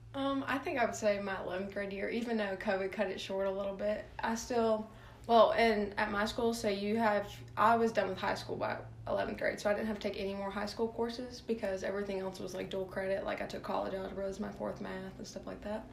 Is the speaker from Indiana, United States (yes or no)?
no; Starkville, Mississippi, United States; also born or lived in Sulphur, Louisiana / Lake Charles, Louisiana; I lived there until I was like four or five. So I went to like pre-K there.